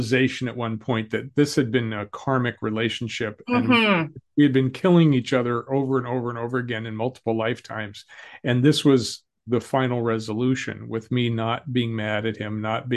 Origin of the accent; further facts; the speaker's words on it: Colorado, United States; I grew up in Colorado